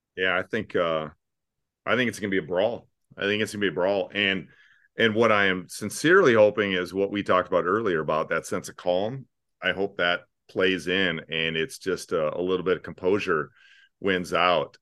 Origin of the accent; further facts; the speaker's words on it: Sioux Falls, South Dakota, United States; now in Omaha, United States; I grew up in Sioux Falls, cultural mecca located directly north of here